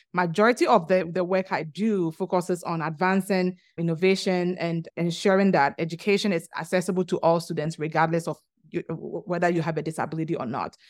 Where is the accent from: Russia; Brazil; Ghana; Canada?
Ghana; moved away as an adult; also born or lived in Virginia, United States; now in New Orleans, United States; I'm originally from Ghana, which is located in the western part of Africa